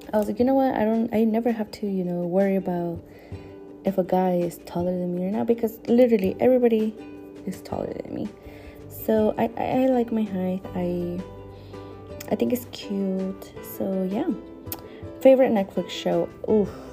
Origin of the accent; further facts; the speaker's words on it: San Luis Obispo, California, United States; also born or lived in State of Mexico, Mexico; I was born in Mexico, in el estado de Mexico. I was born there and I moved to this country when I was what, around like seven or eight years old. So yeah, ever since I grew up here in San Luis Obispo